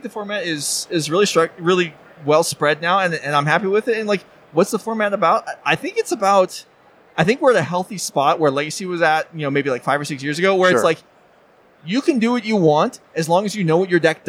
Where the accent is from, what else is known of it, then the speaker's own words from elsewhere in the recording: Bettors, Louisiana, United States; also born or lived in Las Vegas; I'm in from Bettors, Louisiana.